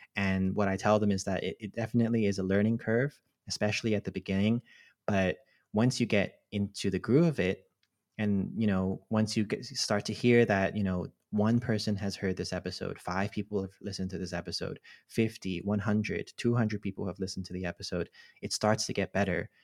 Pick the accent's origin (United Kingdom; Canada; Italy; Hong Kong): Hong Kong; moved away; also born or lived in Cambridge; I grew up in Hong Kong, and, uh, I'm a Filipino Chinese, uh, person.